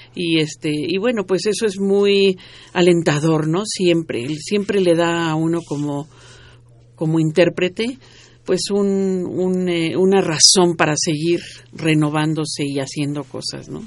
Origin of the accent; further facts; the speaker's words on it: Mexico; como buenos mexicanos